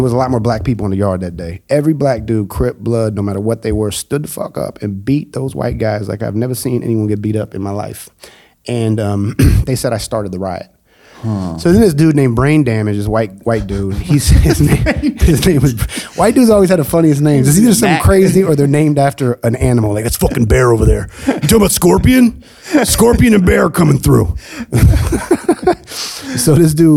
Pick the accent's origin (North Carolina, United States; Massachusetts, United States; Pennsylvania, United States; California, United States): California, United States; Oakland; also born or lived in Japan / Kathmandu, Nepal; I come from Oakland, man, which is a very pro-black city